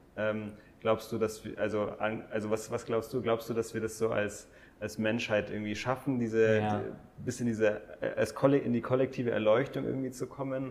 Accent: Germany; wir als Deutsche

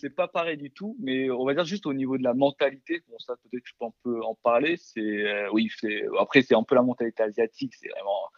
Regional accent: South Korea; born there; je suis né en Corée. Euh, bah, oui, bah, j'avais un nom coréen de base.

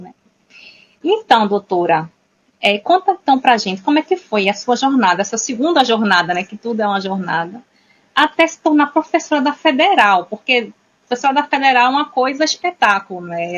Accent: Recife, Pernambuco, Brazil; now in Portugal; vivo em Portugal já faz nove anos, sou também portuguesa, mas a alma é brasileira e recifense

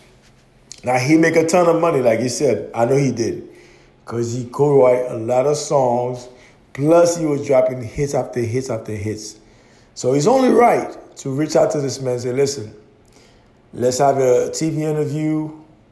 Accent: New York City, New York, United States; I grew up in New York City during the golden age of hip-hop.

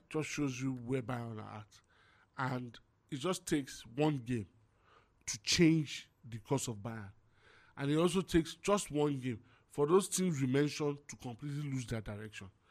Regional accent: Nigeria; I'm Nigerian

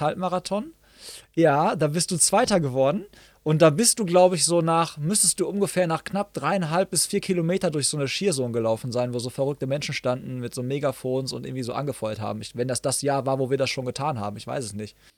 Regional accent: Hagen, North Rhine-Westphalia, Germany; hier in meiner Heimatstadt in Hagen

